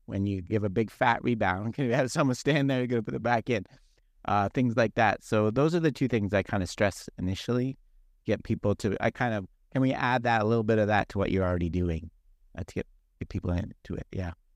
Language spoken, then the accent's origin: English; Toronto, Ontario, Canada; now in Arizona, United States; I am Canadian, I'm from Toronto, and I grew up playing hockey